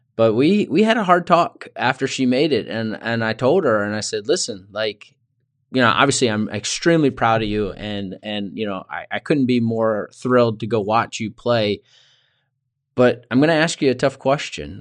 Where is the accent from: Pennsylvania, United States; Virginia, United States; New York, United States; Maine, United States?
Virginia, United States; Richmond; I grew up in Richmond, Virginia, so not too far away from where I live now